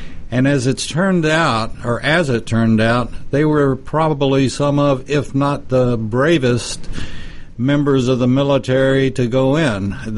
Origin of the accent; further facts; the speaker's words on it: Texas, United States; My home state.